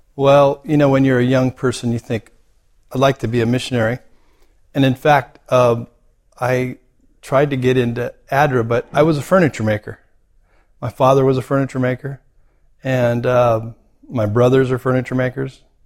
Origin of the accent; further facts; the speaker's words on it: United States; moved away as an adult; also born or lived in Cambodia; now in Australia; I remember being very American and thinking I'm going to do it the way, you know, I grew up understanding how things are done